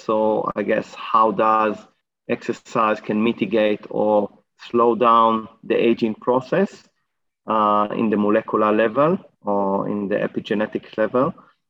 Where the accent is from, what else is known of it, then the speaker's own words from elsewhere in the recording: Israel; moved away as an adult; now in Australia; So I arrived to Australia about 10, 11 years ago, 2011. I came from Israel. I did my PhD in Israel